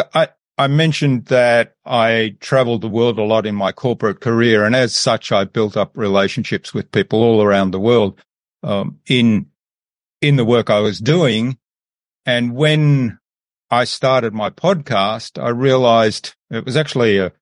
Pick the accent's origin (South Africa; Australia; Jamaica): Australia; also born or lived in Germany / Philadelphia, United States; I was born in Germany, but I did grow up in Australia, went to school in Australia